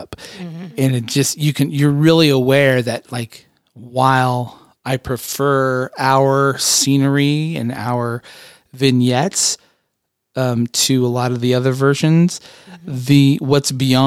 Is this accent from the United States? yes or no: yes; United States; also born or lived in Southern California / Phoenix, Arizona; I grew up in Southern California and also in Phoenix, Arizona